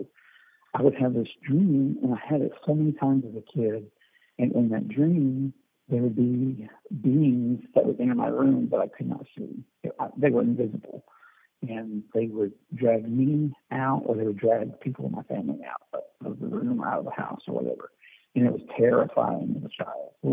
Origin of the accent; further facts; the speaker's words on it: the Ozarks, Missouri, United States; I was born in Missouri. I was raised there in the Ozarks